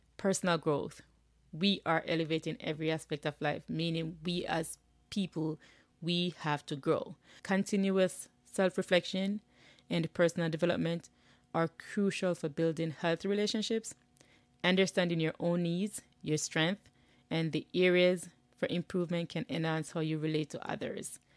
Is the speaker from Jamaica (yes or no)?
yes; Jamaica; now in United States; I'm living in the U S. I'm originally from Jamaica.